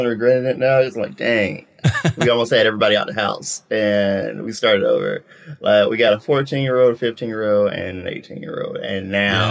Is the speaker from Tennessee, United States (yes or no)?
yes; Memphis, Tennessee, United States; moved away as an adult; also born or lived in Nashville, Tennessee; now in Atlanta, United States; I'm in Atlanta. I'm from Memphis originally, and moved back to Memphis after the military.